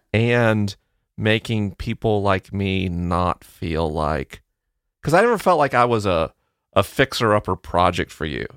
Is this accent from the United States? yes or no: yes; the South, Southern United States, United States; accent: Southern; my Southern accent